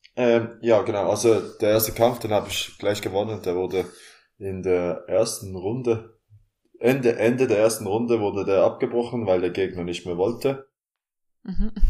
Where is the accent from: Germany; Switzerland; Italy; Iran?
Switzerland; Basel, Basel-Stadt; Ich komme aus Basel, aus der Schweiz